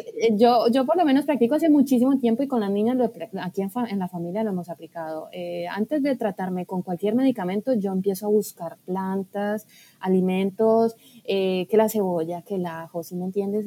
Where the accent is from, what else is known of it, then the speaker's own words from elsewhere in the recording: Colombia; moved away as an adult; also born or lived in Barcelona; empecé eh, pues mis estudios en Colombia, que fue donde yo nací, y allí fue donde empecé a estudiar